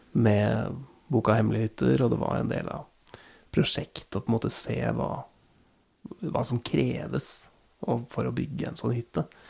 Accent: Nittedal, Akershus, Norway; Jeg har jo flytta tilbake til der jeg vokste opp uh, nå, og jeg har jo innsett at jeg blir jo aldri ferdig med nærmarka til, til, uh, til Nittedal, da, hvor, jeg, hvor jeg bor.

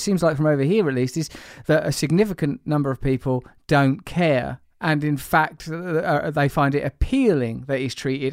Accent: England, United Kingdom; as an English person

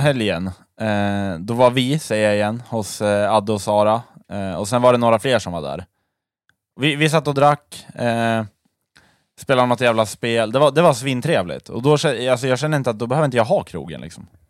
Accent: Sweden; vi svenskar

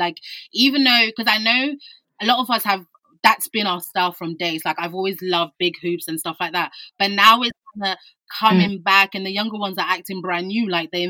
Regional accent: Croydon, London, United Kingdom; I'm from Croydon too.

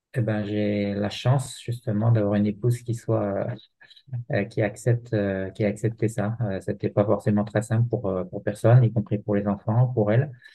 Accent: Jura, Bourgogne-Franche-Comté, France; en tant que jurassien

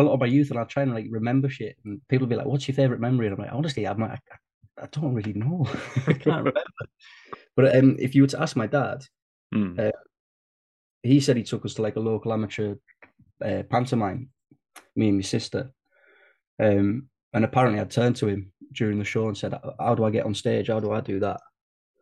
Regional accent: Carlisle, North West England, United Kingdom; moved away as an adult; also born or lived in London; I'm a Cumbrian. So I'm from Carlisle, up in Cumbria, the Lake District

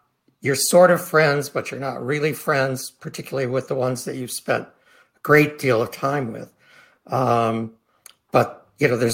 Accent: Midwest, United States; moved away; also born or lived in Philadelphia; growing up in the Midwest in a small town

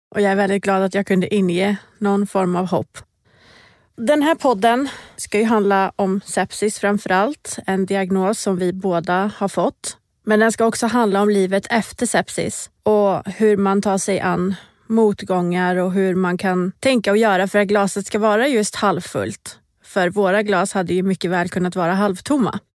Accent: Borås, Västra Götaland, Sweden; moved away as an adult; also born or lived in Iran / Stockholm; Ursprungligen är jag från Iran. Jag flyttade till Sverige när jag var fem år gammal. Eh, och flyttade väl ganska direkt till Borås där jag bodde tills det att jag tog studenten.

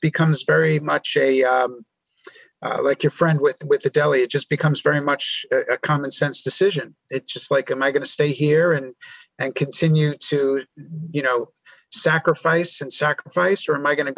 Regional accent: New York, United States; born there; now in Nashville, United States; I was born in New York. I've lived in a lot of places over my life, even overseas.

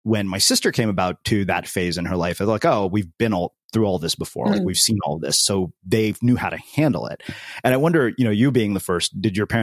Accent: United States; I grew up in the United States as an Indian American

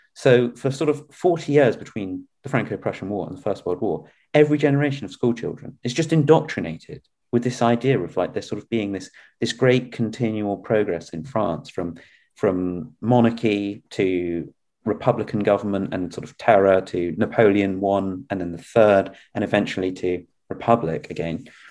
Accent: England, United Kingdom; as an English person

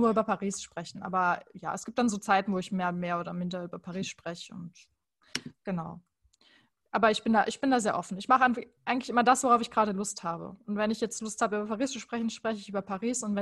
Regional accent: Baden-Württemberg, Germany; ich komme beispielsweise aus der Nähe von Heidelberg.

